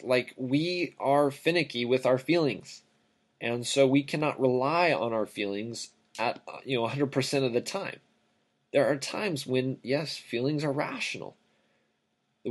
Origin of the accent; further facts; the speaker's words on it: Riverside, California, United States; I grew up in Southern California, city of Riverside, California